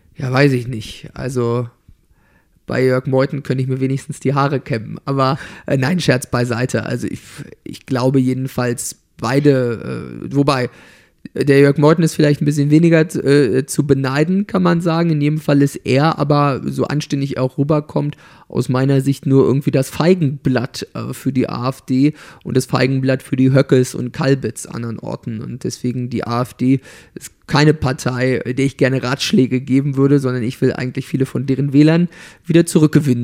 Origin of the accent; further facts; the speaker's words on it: Torgelow, Mecklenburg-Vorpommern, Germany; also born or lived in Ueckermünde; in Torgelow und in Öckermünde, wo ich groß geworden bin